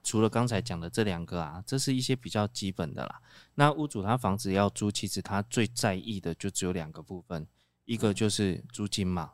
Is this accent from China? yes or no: no; Taiwan; 我们台湾人就是比较传统